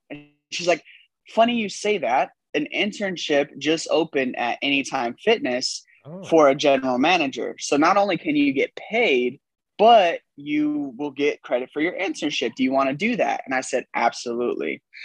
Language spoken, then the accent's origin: English; California, United States; moved away as an adult; now in Texas, United States; i'm in texas because i'm originally from california um, came here on a football scholarship